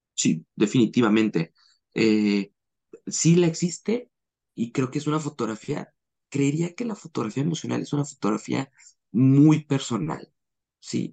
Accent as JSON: {"language": "Spanish", "country": "Mexico", "also_born_or_lived": "Guadalajara, Jalisco", "said": "soy mexicano, vivo en Guadalajara, Jalisco"}